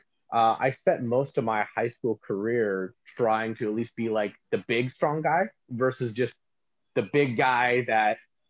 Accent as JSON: {"language": "English", "town": "Stockton", "region": "California", "country": "United States", "tie": "born or raised there", "also_born_or_lived": "Lodi, California", "said": "I was born in Lodi, California, in a small hospital that no longer exists. Then I spent most of my childhood bouncing back and forth between Lodi and Stockton, but I currently live in Stockton, California"}